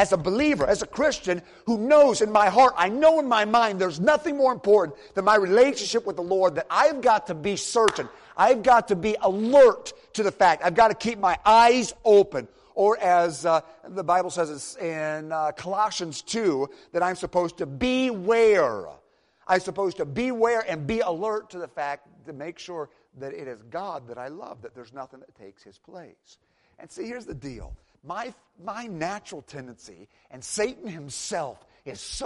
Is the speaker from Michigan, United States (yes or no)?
yes; Michigan, United States; now in Tennessee, United States; I'm from Michigan originally.